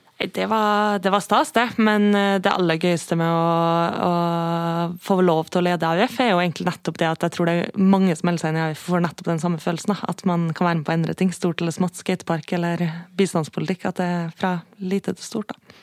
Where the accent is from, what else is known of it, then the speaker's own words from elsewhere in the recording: Kristiansund, Møre og Romsdal, Norway; Jeg er fra Kristiansund